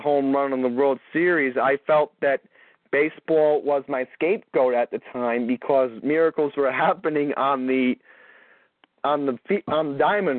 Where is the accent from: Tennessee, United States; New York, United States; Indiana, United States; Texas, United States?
New York, United States; New York City; now in Long Island, United States; Oh, I'm originally from Bayside, Queens.